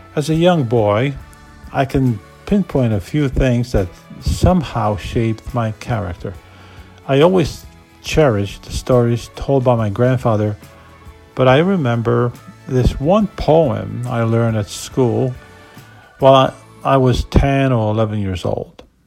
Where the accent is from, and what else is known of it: Poland; moved away as an adult; now in United States